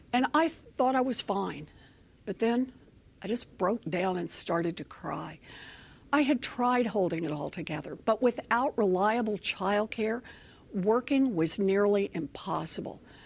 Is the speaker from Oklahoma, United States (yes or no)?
yes; Oklahoma, United States; moved away; also born or lived in Texas; As a little girl growing up in Oklahoma